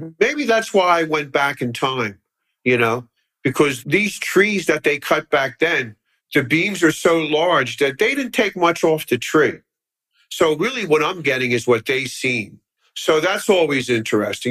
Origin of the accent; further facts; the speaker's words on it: Philadelphia, Pennsylvania, United States; I grew up in Philly, actually not too far from here up the boulevard at Harbison and the boulevard